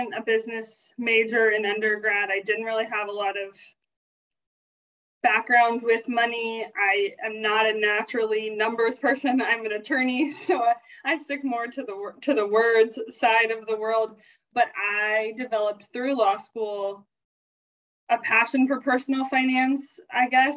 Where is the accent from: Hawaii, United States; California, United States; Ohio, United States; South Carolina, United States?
South Carolina, United States; moved away as an adult; also born or lived in Kentucky; I grew up in South Carolina